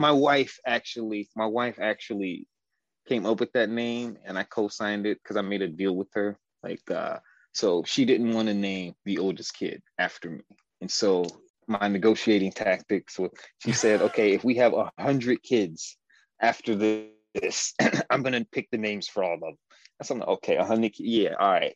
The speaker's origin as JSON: {"language": "English", "town": "Detroit", "region": "Michigan", "country": "United States", "tie": "born or raised there", "said": "I grew up on the west side of Detroit in the 90s"}